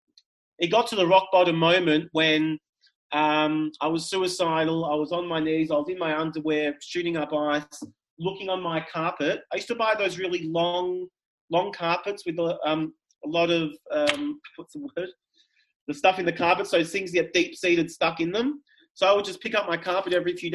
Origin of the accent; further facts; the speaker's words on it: Melbourne, Victoria, Australia; I grew up in Melbourne, Victoria. I grew up in Toorak